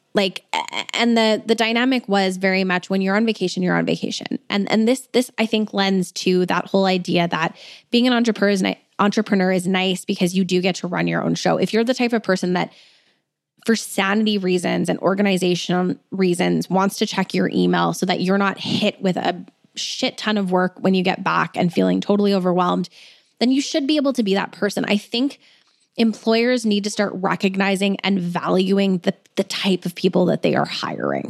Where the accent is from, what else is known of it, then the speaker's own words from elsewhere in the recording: Alberta, Canada; I'm from Alberta